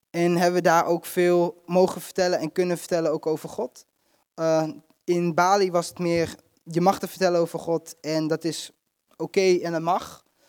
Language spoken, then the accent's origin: Dutch; Netherlands; wij zijn, komen uit Nederland